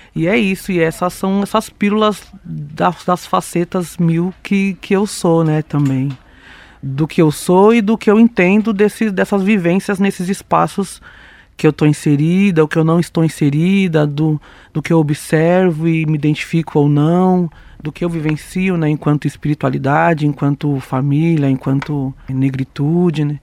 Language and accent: Portuguese; São Paulo, Brazil; sou uma mulher preta da periferia sul de São Paulo